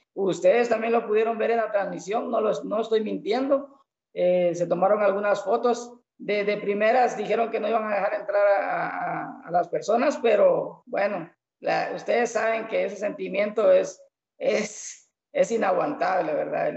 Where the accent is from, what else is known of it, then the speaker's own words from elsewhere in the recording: El Estor, Izabal, Guatemala; yo soy de acá del Store